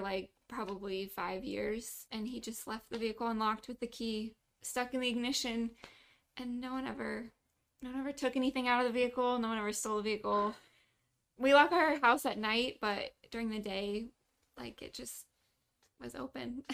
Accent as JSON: {"language": "English", "region": "Kansas", "country": "United States", "tie": "born or raised there", "also_born_or_lived": "Omaha, Nebraska / Iowa", "first_language": "English", "moved": "as an adult", "lives_now": "Tijuana, Mexico", "said": "we moved around a little bit when I was younger, but for the most part I grew up in Kansas."}